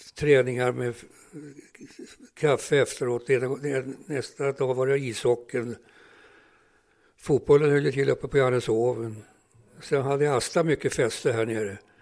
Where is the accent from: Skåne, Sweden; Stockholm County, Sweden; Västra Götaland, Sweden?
Stockholm County, Sweden; Stockholm; Jag, jag växte upp här på Södermannagatan 64